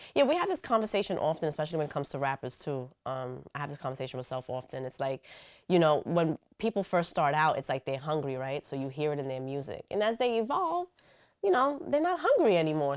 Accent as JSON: {"language": "English", "town": "New York City", "region": "New York", "country": "United States", "tie": "born or raised there", "said": "I'm from the Bronx"}